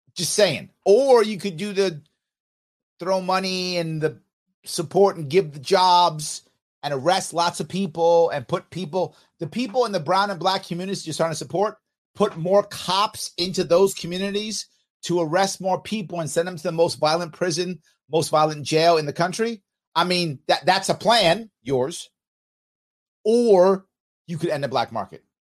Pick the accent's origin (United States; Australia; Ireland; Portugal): United States; New York City, New York; also born or lived in Manhattan; I did grow up in the city. I grew up in the Bronx and a little bit in Manhattan